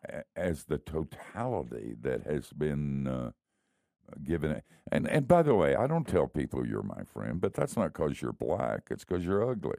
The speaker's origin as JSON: {"language": "English", "region": "the South", "country": "United States", "tie": "born or raised there", "also_born_or_lived": "Miami", "said": "I grew up in the South"}